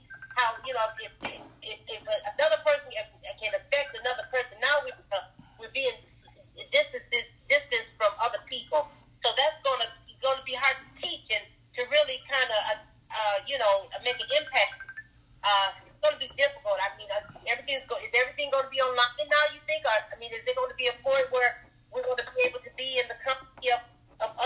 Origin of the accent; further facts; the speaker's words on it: United States; as African American people